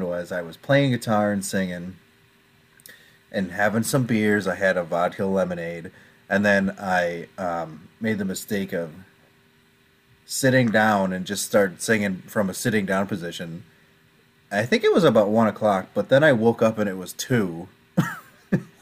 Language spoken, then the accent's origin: English; United States; I'm American